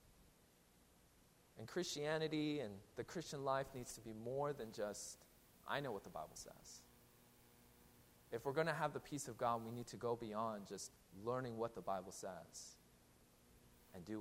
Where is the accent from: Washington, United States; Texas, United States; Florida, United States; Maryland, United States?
Washington, United States; Seattle; now in New Jersey, United States; I'm from Seattle